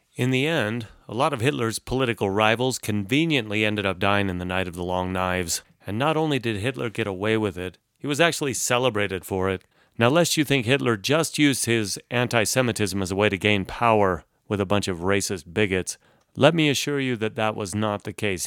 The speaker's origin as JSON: {"language": "English", "country": "United States", "tie": "born or raised there", "said": "Growing up in the United States"}